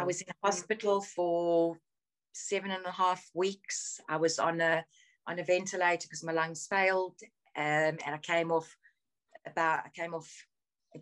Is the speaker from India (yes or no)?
no; South Africa; moved away as an adult; now in United Kingdom; So I grew up in South Africa. I was born in South Africa. I moved back here in January 2016